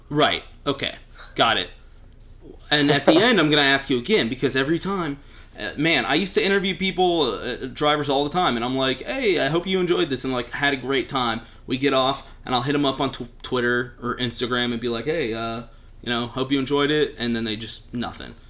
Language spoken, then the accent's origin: English; just outside Austin, Texas, United States; I live in Austin now, and I grew up just outside Austin